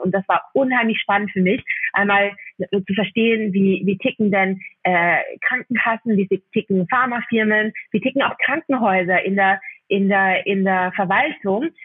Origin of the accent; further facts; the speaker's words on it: Austria; accent: Austrian; ich bin eigentlich Österreicherin, das hört man vielleicht durch den Podcast ein bisschen